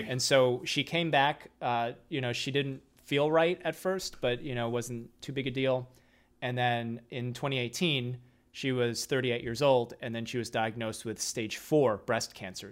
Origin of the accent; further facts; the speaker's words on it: Midwest, United States; moved away; I'm coming from the Midwest